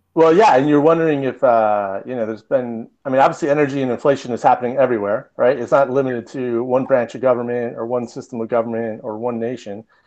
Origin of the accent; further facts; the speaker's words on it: Michigan, United States; moved away; also born or lived in Southern California; growing up in Michigan